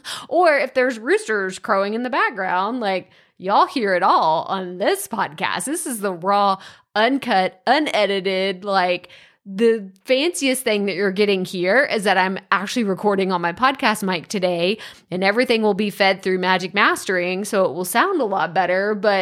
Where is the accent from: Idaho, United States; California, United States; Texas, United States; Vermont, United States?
Texas, United States; accent: East Texas; I know. I had a really thick East Texas accent. For those of you that aren't from Texas, there's West Texas, East Te